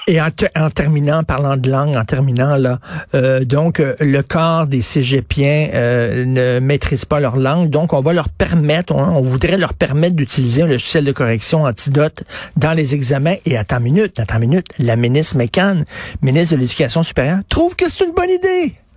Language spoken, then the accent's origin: French; Quebec, Canada; chez nous, au Québec